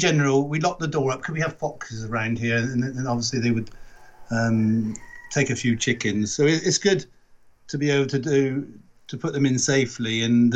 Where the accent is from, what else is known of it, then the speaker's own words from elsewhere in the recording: Wiltshire, South West England, United Kingdom; accent: Wiltshire; I've got, obviously, Wiltshire accent, but I suppose it's a bit toned down to what my dad would be saying.